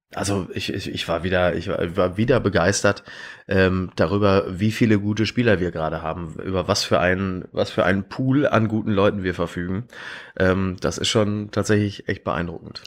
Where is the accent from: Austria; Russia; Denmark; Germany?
Germany; Ruhr area, North Rhine-Westphalia; ich komme aus dem Ruhrgebiet